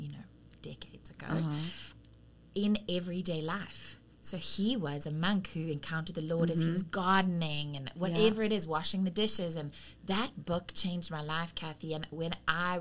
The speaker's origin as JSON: {"language": "English", "country": "South Africa", "tie": "born or raised there", "accent": "South African", "moved": "as an adult", "lives_now": "United States", "said": "I was raised in South Africa from around 7 years old"}